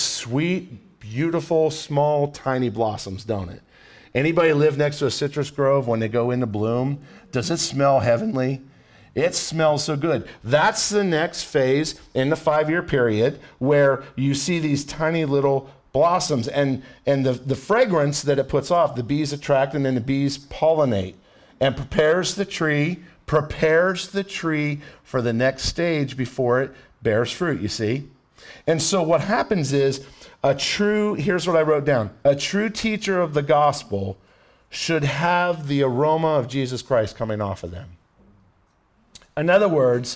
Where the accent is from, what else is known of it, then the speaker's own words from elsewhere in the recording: Ohio, United States; now in Florida, United States; I'm from Ohio, so I know pine trees